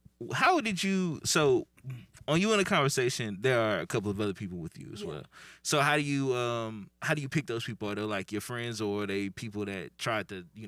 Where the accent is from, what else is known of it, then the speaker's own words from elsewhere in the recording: Milwaukee, Wisconsin, United States; moved away; No, I'm from Milwaukee.